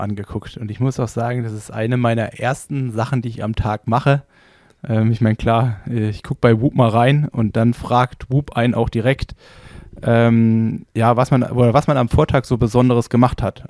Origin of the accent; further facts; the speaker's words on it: Berlin, Germany; ich komme ja aus Berlin